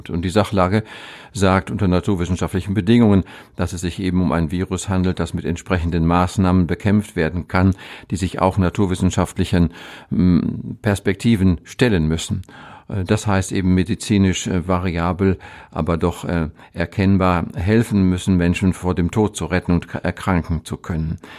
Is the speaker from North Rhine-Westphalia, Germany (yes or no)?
yes; North Rhine-Westphalia, Germany; Das ist ein, ein Grenzgebiet gemogelt, zwischen ja. dem Münsterland und dem Ruhrgebiet und ich selber bin genau auf der Grenze. Ich komme von einem Bauernhof groß geworden.